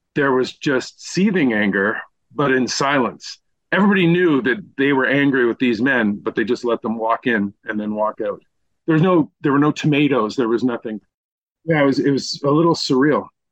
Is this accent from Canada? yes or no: yes; Eastern Townships, Quebec, Canada; I'm from the Eastern Townships. You know, my dad was born in Sherbrooke